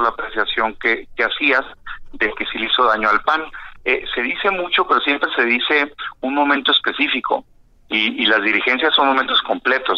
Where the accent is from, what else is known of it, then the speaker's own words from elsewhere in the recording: Mexico; como mexicano